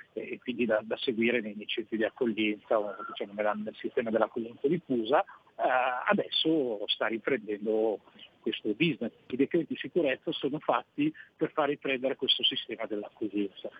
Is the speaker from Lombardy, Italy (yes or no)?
yes; Milan, Lombardy, Italy; sono di Milano, eh, e l'abbiamo avuto anche come prefetto nella nostra città